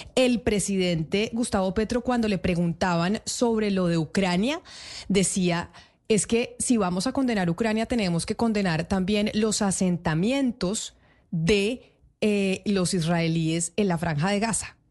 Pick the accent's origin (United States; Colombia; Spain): Colombia; nosotros en Colombia